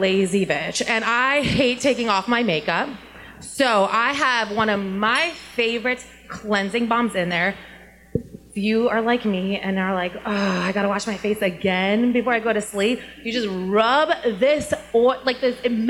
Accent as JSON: {"language": "English", "region": "New Jersey", "country": "United States", "tie": "born or raised there", "moved": "yes", "said": "I'm from New Jersey"}